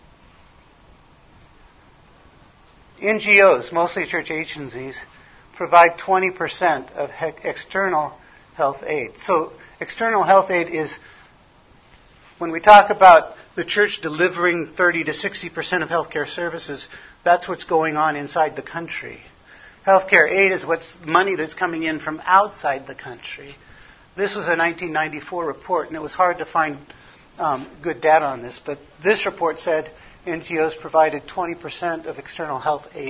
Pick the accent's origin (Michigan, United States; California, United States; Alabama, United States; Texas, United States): California, United States; Los Angeles; now in Arizona, United States; I was born in Hollywood, California